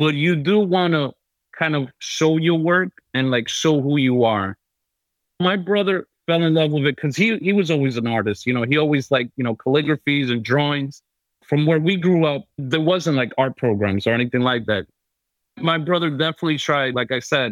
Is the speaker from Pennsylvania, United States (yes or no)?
no; New York City, New York, United States; I was born and raised in New York City